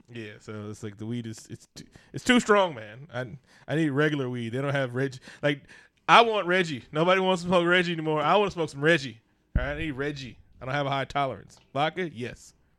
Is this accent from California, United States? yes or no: yes; Oakland, California, United States; I'm from Oakland.